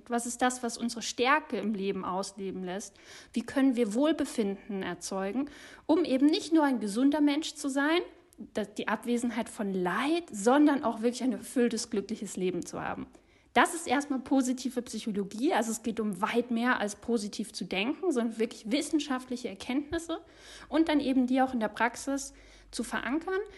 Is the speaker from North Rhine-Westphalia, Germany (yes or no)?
no; Munich, Bavaria, Germany; born there; Seit zwei Jahren kann ich dank Remote Work wieder in Oberbayern leben. Ich bin gebürtige Münchnerin